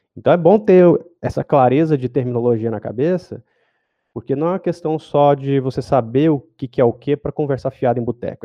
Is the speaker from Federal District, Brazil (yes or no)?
no; Goiânia, Goiás, Brazil; moved away as an adult; now in São Paulo, Brazil; Eu, eu, moro em São Paulo, mas eu sou de Goiânia